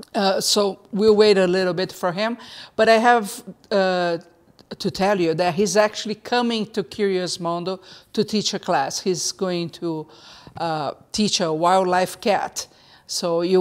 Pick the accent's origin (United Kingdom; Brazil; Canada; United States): Brazil; moved away; I'm from Brazil